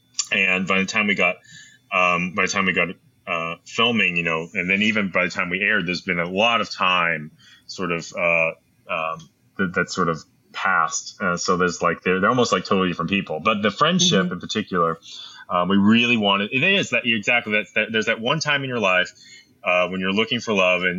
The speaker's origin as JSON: {"language": "English", "region": "New York", "country": "United States", "said": "We're all from New York."}